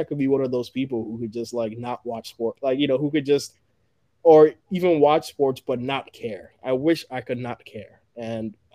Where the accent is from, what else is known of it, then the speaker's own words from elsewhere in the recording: Ghana; moved away; I was born in Ghana